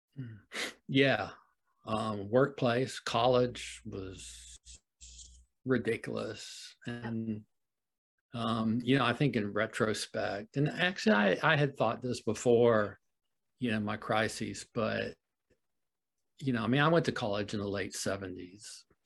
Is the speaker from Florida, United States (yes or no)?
yes; Florida, United States; moved away as an adult; also born or lived in Wisconsin; I grew up in Florida